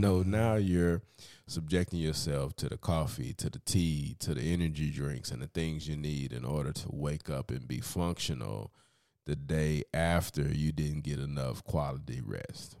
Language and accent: English; United States